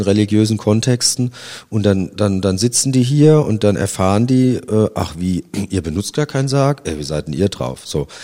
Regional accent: Worms, Rhineland-Palatinate, Germany; now in Kassel, Germany; meiner Heimatstadt Worms

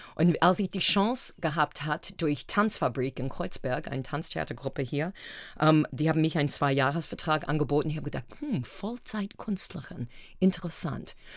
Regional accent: Brockton, Massachusetts, United States; German is a second language; moved away as an adult; now in Berlin, Germany; ich komme aus Brockton.

